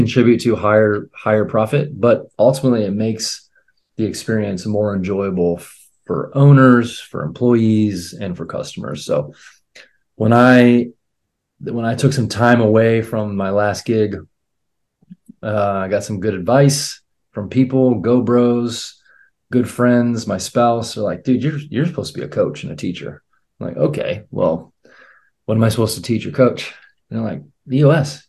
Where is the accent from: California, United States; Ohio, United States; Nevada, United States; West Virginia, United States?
Ohio, United States; Akron; now in Columbus, United States; I'm in Columbus, Ohio. I'm from Akron, Ohio